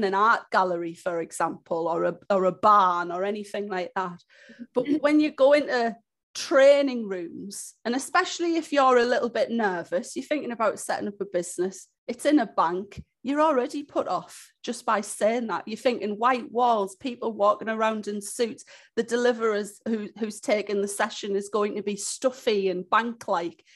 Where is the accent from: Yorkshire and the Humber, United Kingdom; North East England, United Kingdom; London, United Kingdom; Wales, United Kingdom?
North East England, United Kingdom; Hartlepool; also born or lived in Newcastle; I'm originally from Hartlepool. So when I was 18 years old, I moved up to Newcastle to go to university